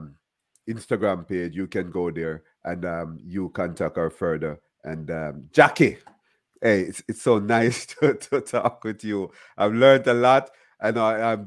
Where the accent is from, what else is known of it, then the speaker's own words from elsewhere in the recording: Jamaica; now in Miramar, United States; I'm Jamaican.